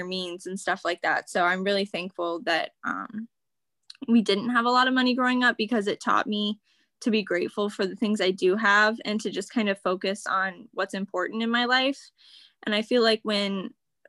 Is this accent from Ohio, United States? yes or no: yes; Wooster, Ohio, United States; I grew up in Worcester, Ohio, which is in kind of an Amish country.